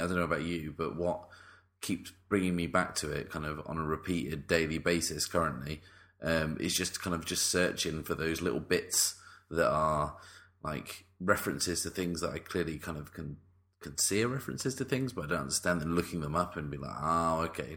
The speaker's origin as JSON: {"language": "English", "country": "United Kingdom", "said": "the British people get a pass because we really cause the most problems"}